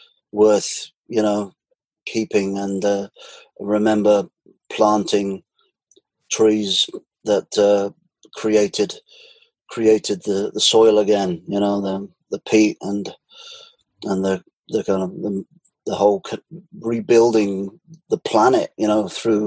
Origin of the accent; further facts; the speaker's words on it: Cheltenham, South West England, United Kingdom; born there; now in Glastonbury, United Kingdom; Well, I've lived in Glastonbury for 20 years. So I guess that's quite a massive part of my life. I was born in Cheltenham, Gloucestershire, 44 years ago